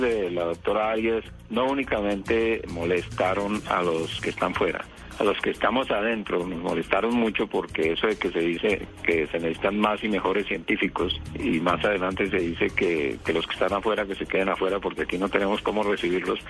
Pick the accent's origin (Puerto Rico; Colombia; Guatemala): Colombia; somos científicos colombianos que trabajamos aquí